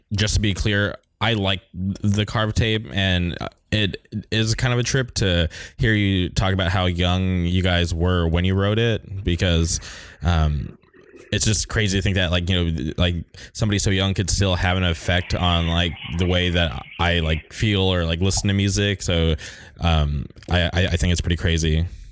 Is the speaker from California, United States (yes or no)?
yes; Indio, California, United States; now in Orange County, United States; I grew up in the Palm Springs area